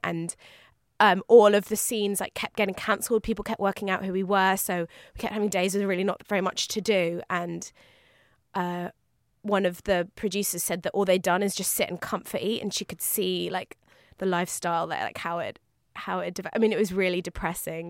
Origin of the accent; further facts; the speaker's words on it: London, United Kingdom; I'm a Londoner